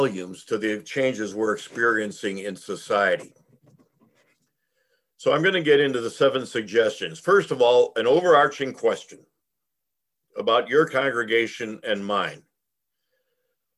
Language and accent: English; Chicago Heights, Illinois, United States; I grew up in Chicago Heights, which is 211th Street South